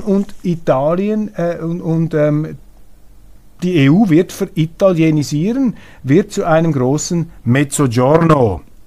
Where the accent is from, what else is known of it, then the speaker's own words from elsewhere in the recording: Switzerland; als Schweizer